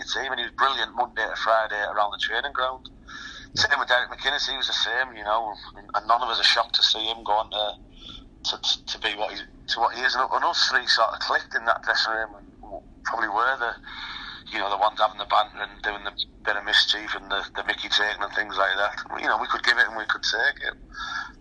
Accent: North East England, United Kingdom; I'm from the North East, so it wasn't too far away

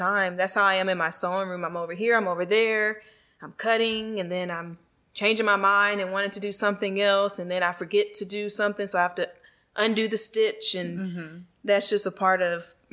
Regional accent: Virginia, United States; that's like my parents' hometown. My hometown too.

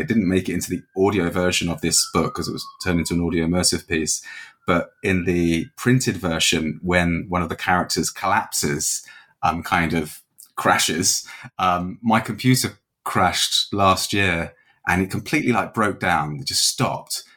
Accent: England, United Kingdom; now in Dublin, Ireland; I'm from England originally, um, but I've been here sort of more than half my life now

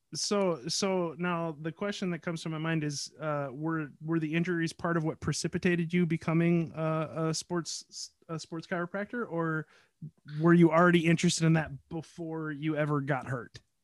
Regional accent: United States; I'm American

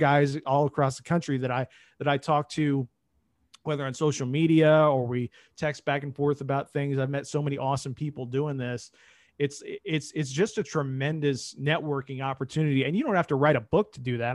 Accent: Indianapolis, Indiana, United States; I grew up in Indy, obviously, during the Peyton Manning, uh, era here.

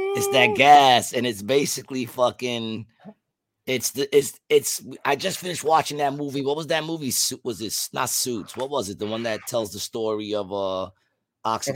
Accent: New York City, New York, United States; also born or lived in Glendale; I grew up in Queensbridge and Ravenswood

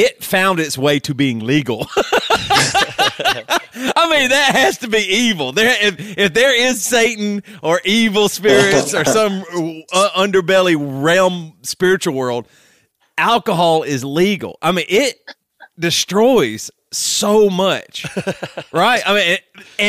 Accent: South Carolina, United States; me growing up in South Carolina

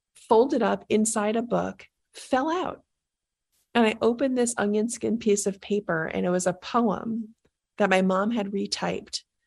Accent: New York, United States; I'm from New York, and I grew up in the Bronx

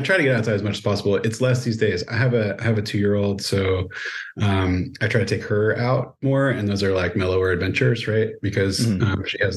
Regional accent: Oregon, United States; I grew up in Oregon

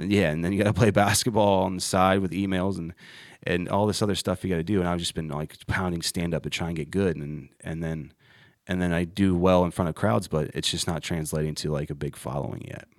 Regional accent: Ohio, United States; moved away as an adult; now in Charlotte, United States

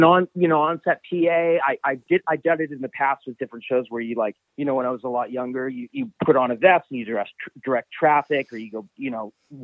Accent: Vancouver, British Columbia, Canada; moved away as an adult; also born or lived in Los Angeles; I am originally from Vancouver

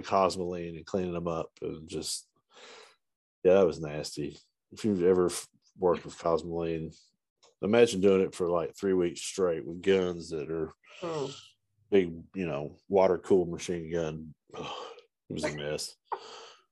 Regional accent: Eastern Kentucky, United States; I'm from Eastern Kentucky, so I'm a hillbilly

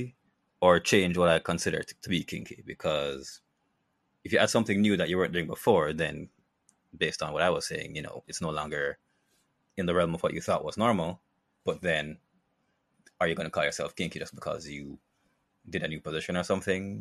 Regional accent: Jamaica; living in Jamaica

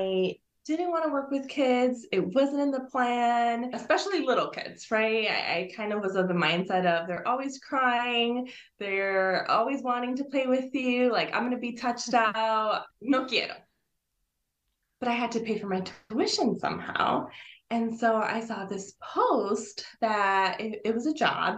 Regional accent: Illinois, United States; first language Spanish; English is a second language; I was born here in Illinois. It's about half hour or so west from the Chicago downtown area.

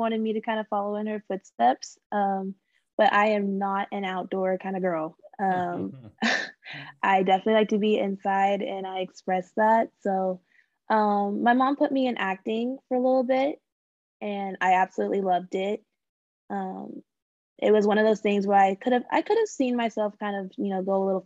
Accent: Carrollton, Texas, United States; also born or lived in Arlington, Texas; So I was born in Texas, born and raised. I was born in Arlington, and then I kind of did a lot of my growing up in Carrollton, Texas.

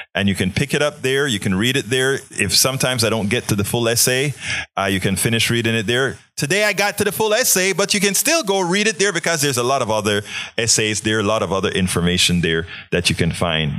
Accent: Panama; moved away; growing up in Panama

